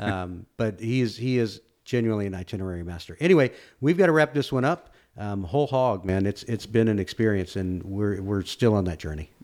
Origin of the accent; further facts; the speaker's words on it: Austin, Texas, United States; I grew up in East Austin